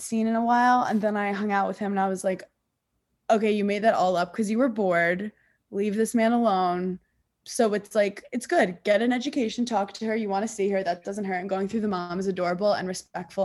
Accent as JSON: {"language": "English", "region": "New York", "country": "United States", "tie": "born or raised there", "said": "I grew up in New York"}